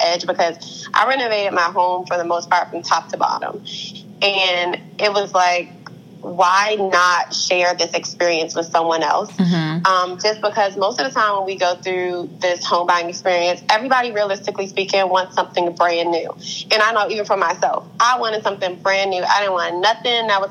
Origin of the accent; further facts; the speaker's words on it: Upper Marlboro, Maryland, United States; I'm from Upper Marlboro, Maryland